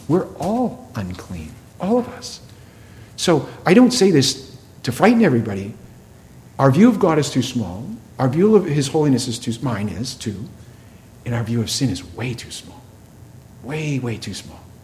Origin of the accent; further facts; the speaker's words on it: New England, United States; I grew up in New England